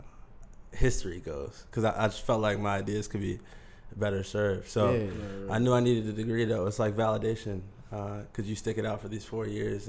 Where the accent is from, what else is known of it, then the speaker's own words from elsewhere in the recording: Columbia, Maryland, United States; moved away as an adult; now in New York, United States; I'm from Columbia, Maryland.